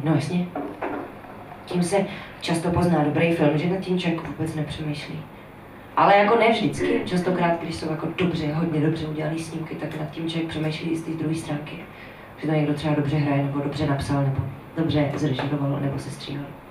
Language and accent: Czech; Veřovice, Moravian-Silesian Region, Czechia; moved away as an adult; now in Prague, Czech Republic; je to taková malá vesnice, která se jmenuje Veřovice a je kousek od Frenštátu pod Ranhoštěm, Kopřivnice, Nového Jičín a, a tak dál. Říká se tomu Lašsko